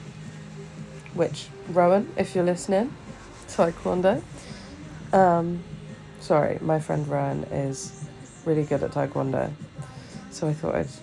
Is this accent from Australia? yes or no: no; Tunisia; I'm from Tunisia